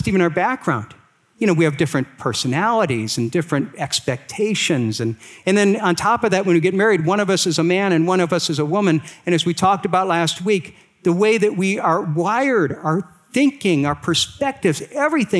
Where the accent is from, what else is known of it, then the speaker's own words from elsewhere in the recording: Akron, Ohio, United States; I was raised here in Akron, Ohio